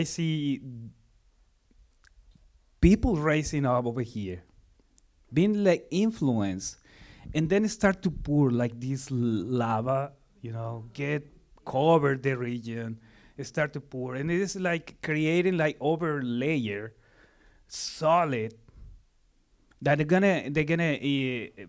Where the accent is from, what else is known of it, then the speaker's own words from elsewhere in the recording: Mexico City, Mexico; moved away; I'm from Mexico, Mexico City.